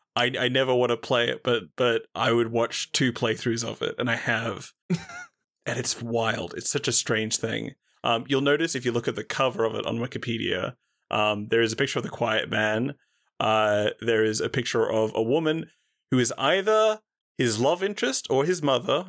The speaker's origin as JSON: {"language": "English", "country": "Australia", "said": "as an Australian"}